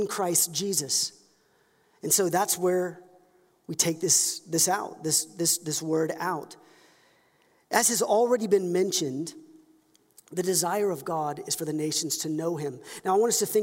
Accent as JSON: {"language": "English", "country": "United States", "said": "We're all American, but if you were to dig into my ancestry, I'm Scottish"}